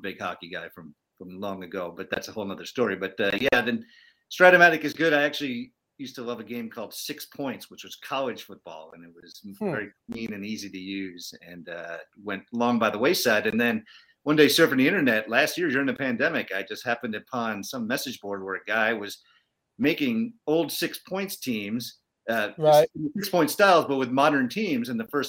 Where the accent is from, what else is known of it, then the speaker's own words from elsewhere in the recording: New York, United States; Growing up in New York, you know, we obviously got Summerall and Madden all the time.